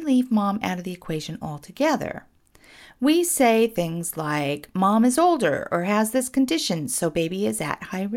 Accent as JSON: {"language": "English", "town": "Portland", "region": "Oregon", "country": "United States", "tie": "born or raised there", "said": "my hometown, Portland, Oregon."}